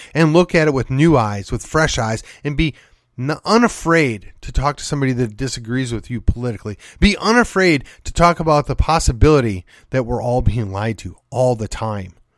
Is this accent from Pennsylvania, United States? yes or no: no; Milwaukee, Wisconsin, United States; moved away; I grew up in the city of Milwaukee, or I, I shouldn't say that, just outside of the city of Milwaukee